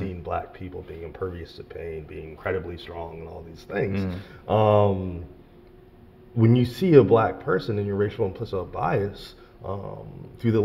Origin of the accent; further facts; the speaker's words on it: Philadelphia, Pennsylvania, United States; moved away; also born or lived in Richmond; I grew up in Philadelphia.